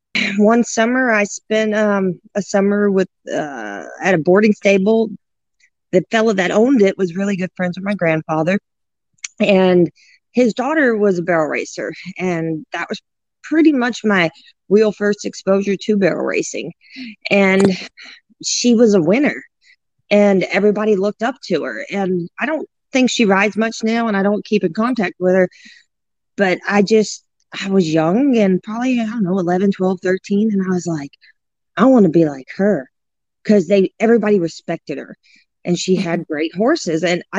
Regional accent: New Orleans, Louisiana, United States; And I grew up just in the outskirts of New Orleans. I was born in New Orleans, Louisiana.

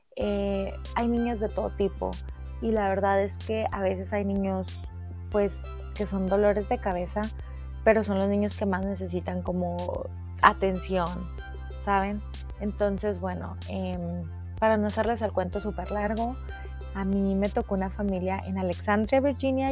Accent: Cuatro Ciénegas, Coahuila, Mexico; moved away as an adult; also born or lived in Saltillo; now in United States; yo soy coahuilense, eh, soy de Cuatro Ciénegas, del hermoso pueblo de Cuatro Ciénegas

